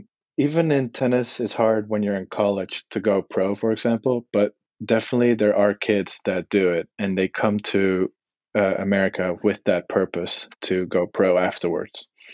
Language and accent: English; Netherlands; also born or lived in Texas, United States; now in Ohio, United States; I was born in Texas, and I grew up in the Netherlands, which gives me dual citizenship for being born here in America and having lived there. So I got kind of best of both worlds with a European and a American passport.